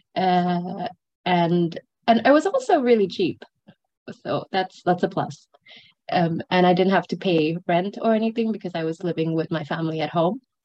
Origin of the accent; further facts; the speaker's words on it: Brunei; moved away as an adult; also born or lived in Sri Lanka / Edinburgh, United Kingdom; now in Hong Kong; I grew up in Brunei for most of my life. I'm originally from Sri Lanka.